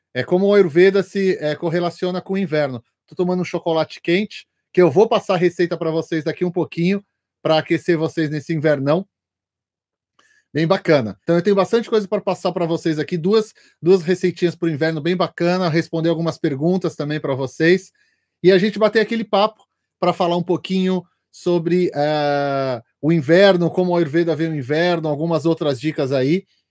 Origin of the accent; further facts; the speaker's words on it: São Paulo, Brazil; eu, como paulista, cheguei lá